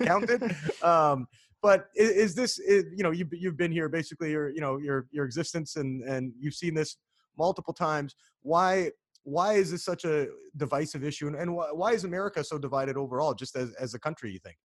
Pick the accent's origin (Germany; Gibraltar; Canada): Canada; now in United States